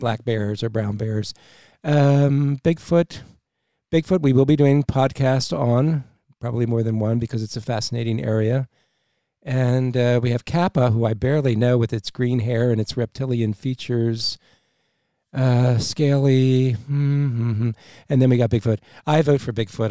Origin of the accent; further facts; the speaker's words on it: New Jersey, United States; moved away; I'm from South Jersey originally